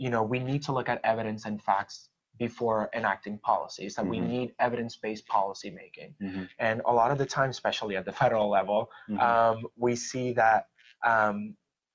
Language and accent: English; Puerto Rico; now in Philadelphia, United States; I was born and raised in Puerto Rico